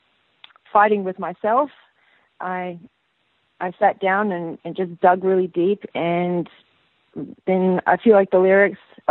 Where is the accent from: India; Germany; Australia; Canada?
Australia; Sydney, New South Wales; moved away as an adult; also born or lived in United States; now in Los Angeles, United States; From the northern beaches of Sydney in DY